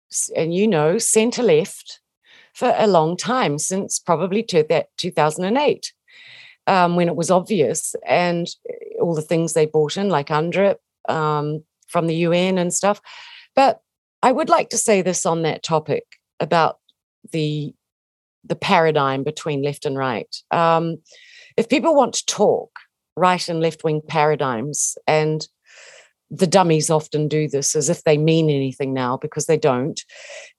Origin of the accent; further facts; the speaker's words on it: New Zealand; I'm a Kiwi. We grew up, you know, if you grow up in New Zealand, you have an affection for Maori